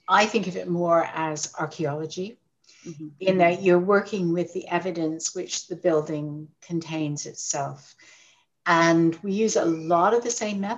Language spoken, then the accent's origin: English; Canada; moved away as an adult; now in London, United Kingdom; I'm Canadian by birth and raised in Canada